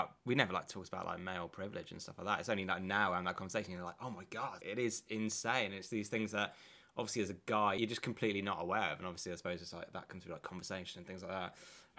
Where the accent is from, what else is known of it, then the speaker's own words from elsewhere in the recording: near Birmingham, West Midlands, United Kingdom; moved away; that's like near, like literally just down the road from where I was born.